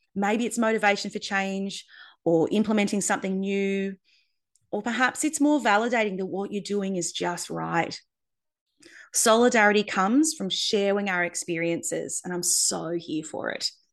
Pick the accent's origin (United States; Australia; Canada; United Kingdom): Australia; Darwin, Northern Territory; also born or lived in Perth; moved from Perth to Darwin to set up a practice in my hometown